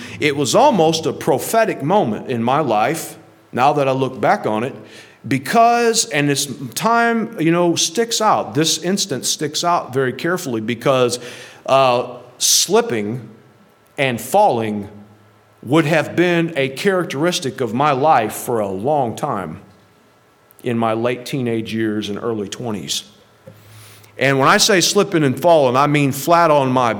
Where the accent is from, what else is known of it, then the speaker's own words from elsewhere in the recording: St. Louis, Missouri, United States; moved away; I grew up in right outside of St. Louis, where my grandmother lives.